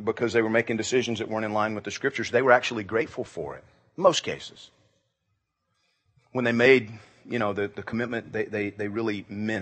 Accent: Georgia, United States; I grew up in Georgia

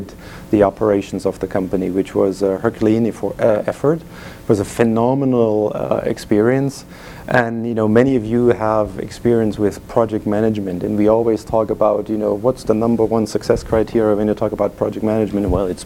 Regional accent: Germany; English is a second language; moved away; You hear my accent, I'm from Germany

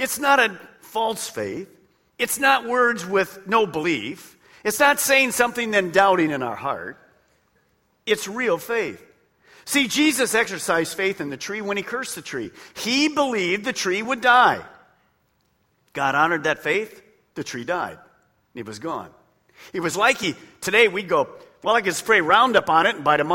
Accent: Detroit, Michigan, United States; I was raised in Detroit

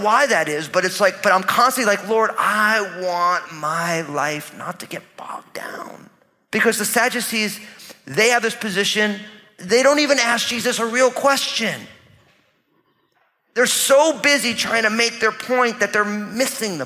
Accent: New Jersey, United States; I'm from New Jersey, so I talk that way to people.

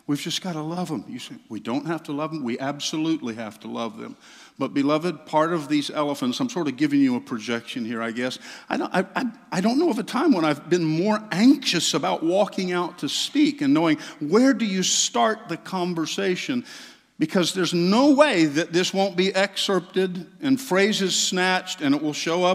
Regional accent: Southeast, United States; I grew up in the Southeast in small Pentecostal churches

